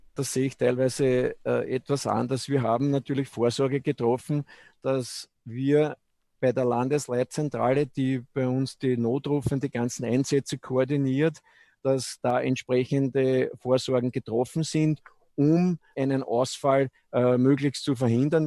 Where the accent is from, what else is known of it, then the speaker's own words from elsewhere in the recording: Eggenburg, Lower Austria, Austria; ich bin in, in der Straßenmeisterei Eckenburg quasi aufgewachsen